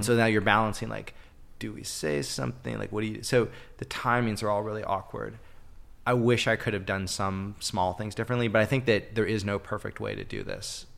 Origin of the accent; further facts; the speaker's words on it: Canada; also born or lived in Toronto; being Canadian